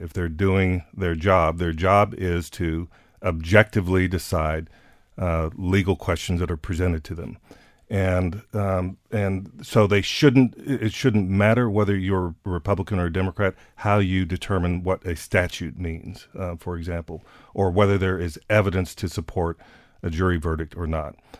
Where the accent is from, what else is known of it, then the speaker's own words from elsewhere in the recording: San Antonio, Texas, United States; my hometown of San Antonio